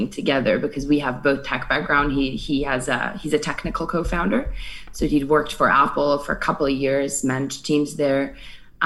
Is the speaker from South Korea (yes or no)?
no; Georgia; moved away as an adult; also born or lived in Paris, France / New York, United States / San Francisco, United States; now in London, United Kingdom; I am originally from Georgia, which is the country, not the state. I get that a lot. And I was born and raised there.